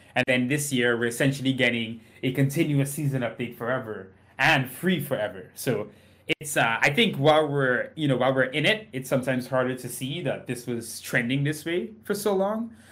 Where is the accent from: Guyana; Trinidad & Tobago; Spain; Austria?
Trinidad & Tobago; now in United States; I grew up in Trinidad and Tobago